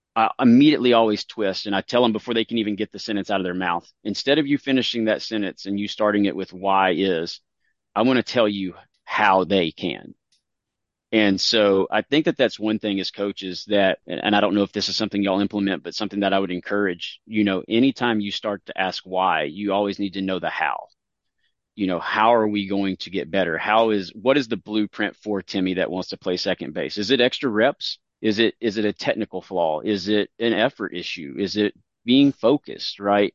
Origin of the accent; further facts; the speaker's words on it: Tennessee, United States; I come from Tennessee